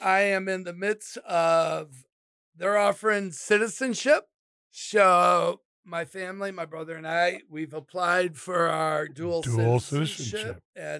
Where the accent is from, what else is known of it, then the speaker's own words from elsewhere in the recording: Midwest, United States; also born or lived in Aurora, Illinois; I'm a true Midwesterner. That's where my values are. That's where my roots are, right? That's who I am. So I'm not a Floridian. I'm not, an Arizonan.